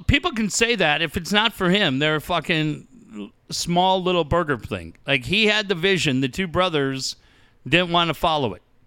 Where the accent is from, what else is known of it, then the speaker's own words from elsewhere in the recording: Cardiff, California, United States; I grew up in Cardiff in the mid-eighties.